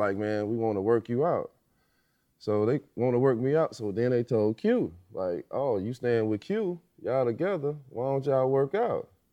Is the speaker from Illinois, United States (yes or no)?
yes; Illinois, United States; I'm from Illinois. Just won Mister Basketball in Illinois